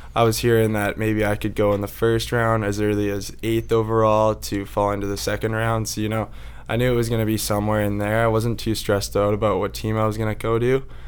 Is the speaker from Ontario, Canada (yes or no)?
no; Victoria, British Columbia, Canada; I grew up in Victoria